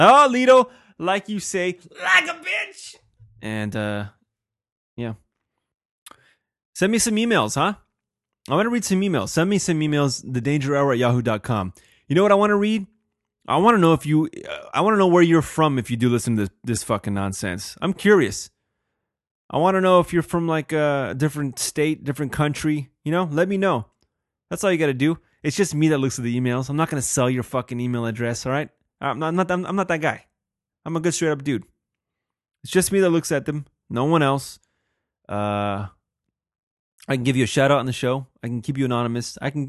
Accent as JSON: {"language": "English", "town": "Helsinki", "region": "Uusimaa", "country": "Finland", "said": "I'm from Helsinki."}